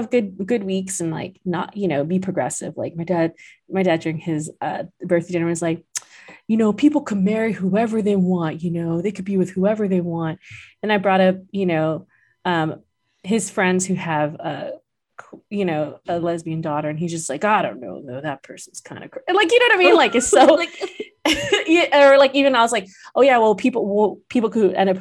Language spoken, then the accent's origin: English; Guam; I grew up in Guam where I could move a bit more freely than my parents